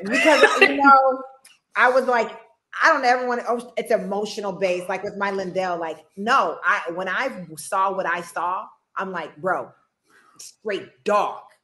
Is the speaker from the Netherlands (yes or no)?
no; Midwest, United States; I am from the Midwest